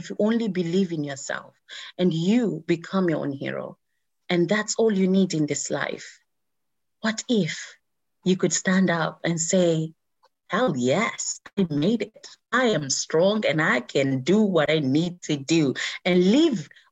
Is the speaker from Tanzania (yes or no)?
yes; Zanzibar, Tanzania; moved away; This is my home country. This is where my mom is and my family and everything else.